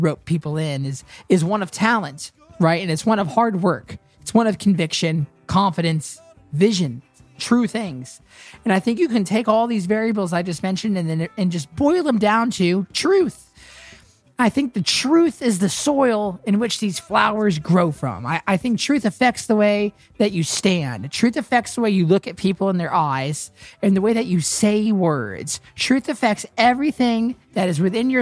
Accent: Nashville, Tennessee, United States; having grown up here in Nashville

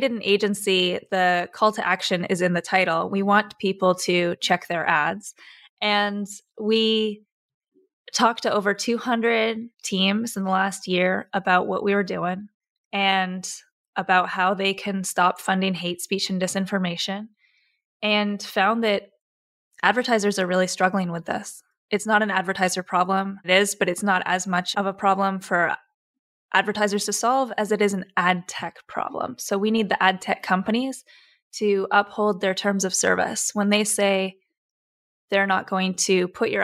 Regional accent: Vancouver, British Columbia, Canada; Vancouver, my hometown

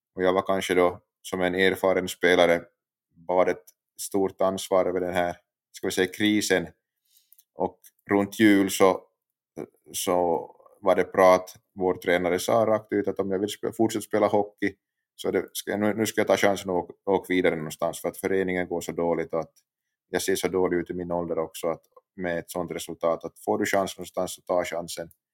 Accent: Pedersöre, Ostrobothnia, Finland; jag uppväxt i utanför Jakobstad, i en liten kommun som heter Pedersöre i Finland

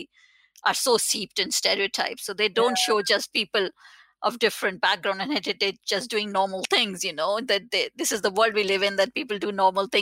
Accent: India; now in United Kingdom; I come from India

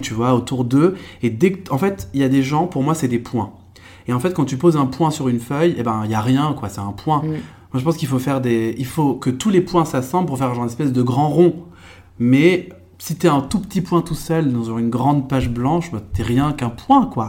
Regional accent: Eure-et-Loir, Centre-Val de Loire, France; born or raised there; also born or lived in Trappes, Yvelines

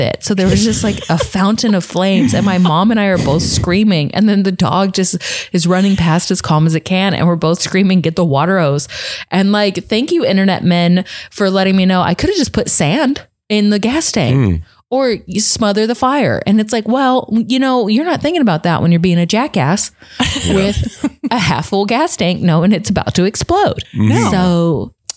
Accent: Texas, United States; moved away; I was visiting home. I'm from Texas.

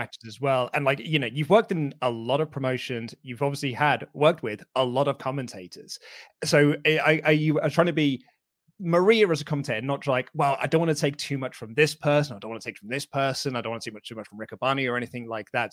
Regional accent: United Kingdom; I am British

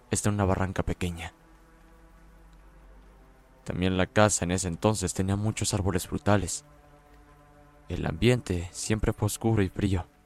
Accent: Cuautla, Morelos, Mexico; Soy de Cuautla, Morelos.

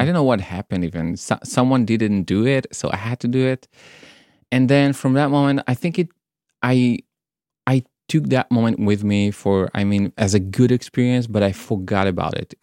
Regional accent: Israel; moved away as an adult; also born or lived in Tel Aviv; now in Brighton, United Kingdom; I was born in Israel.

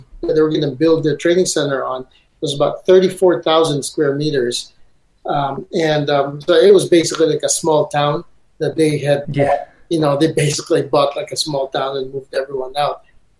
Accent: Beijing, China; We're from Beijing, and that's like going on this interstate

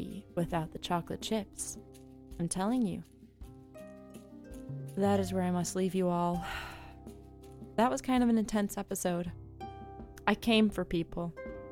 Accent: Chicago, Illinois, United States; I am a Chicagoan and overall Midwesterner

